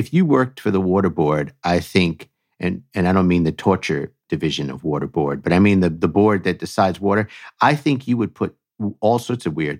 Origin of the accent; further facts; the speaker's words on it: New York, United States; accent: New York; and that's my New York accent, water.